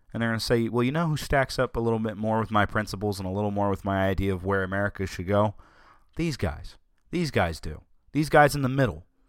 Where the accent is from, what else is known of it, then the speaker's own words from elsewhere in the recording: Southern, United States; accent: Southern; my Southern accent